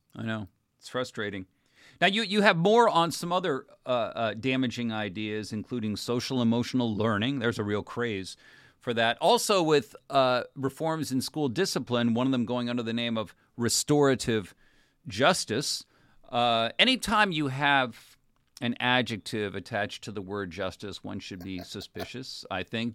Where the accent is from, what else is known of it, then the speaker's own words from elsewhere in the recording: California, United States; my home state